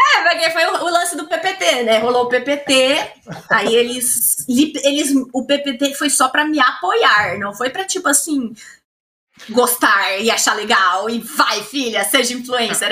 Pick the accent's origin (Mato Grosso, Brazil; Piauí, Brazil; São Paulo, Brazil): Mato Grosso, Brazil; Cuiabá; moved away; eu vim, querendo ou não, de uma cidade que não tem tanto assim. Tipo, Cuiabá